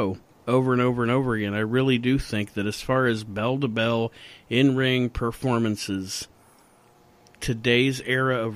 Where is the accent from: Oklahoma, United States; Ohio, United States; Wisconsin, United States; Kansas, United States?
Ohio, United States